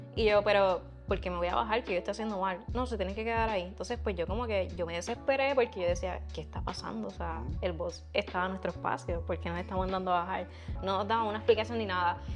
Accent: Hatillo, Puerto Rico; yo soy de Atillo, o sea, en Atillo hay muchas vacas también

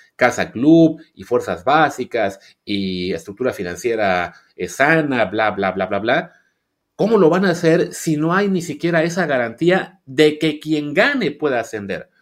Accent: Coatzacoalcos, Veracruz, Mexico; Yo crecí en Coatzacoalcos

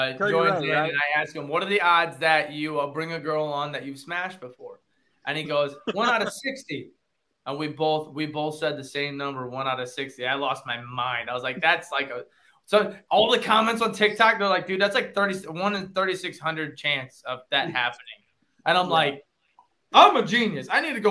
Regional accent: Fremont, Ohio, United States; also born or lived in Clyde, Ohio; So I grew up in Fremont, Ohio. I now live in Clyde

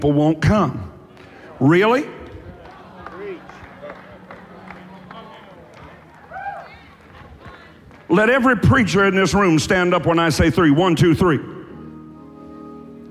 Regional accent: Warfield, Kentucky, United States; I'm from Eastern Kentucky

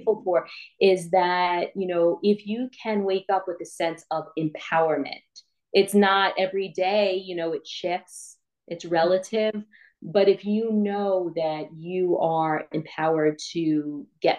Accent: New York, United States; I'm from New York and I can't pronounce my H's

